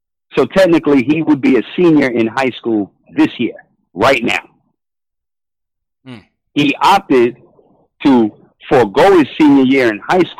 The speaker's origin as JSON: {"language": "English", "town": "New York City", "region": "New York", "country": "United States", "said": "I'm a New Yorker. BX all day."}